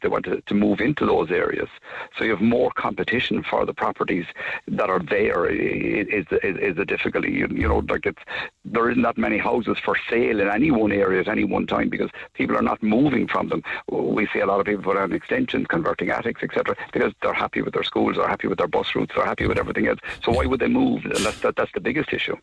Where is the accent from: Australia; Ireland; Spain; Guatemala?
Ireland; Blarney, Munster; I'm from Blarney all my life. My dad was a garden Blarney